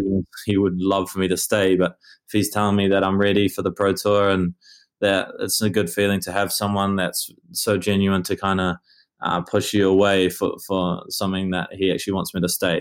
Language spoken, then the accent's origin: English; Auckland, New Zealand; moved away; I grew up in Auckland